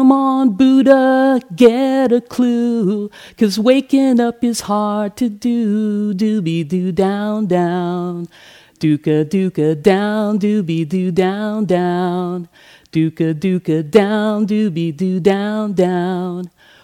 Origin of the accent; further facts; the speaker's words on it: Hawaii, United States; also born or lived in Manila, Philippines; So I was born on July 23rd, 1964 in Manila in the Philippines. I only lived there for 10 months because my father was enlisted in the U.S. Navy and he was stationed in Hawaii soon thereafter.